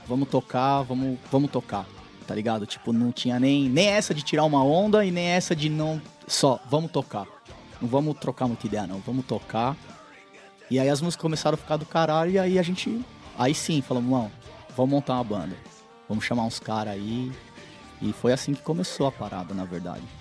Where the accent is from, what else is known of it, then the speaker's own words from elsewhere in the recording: Brazil; moved away as an adult; a gente não é europeu, nós somos brasileiros